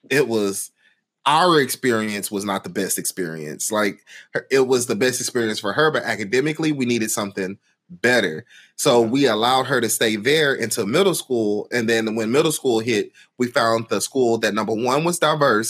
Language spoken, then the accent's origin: English; Houston, Texas, United States; growing up in Houston and in, in Houston Independent School District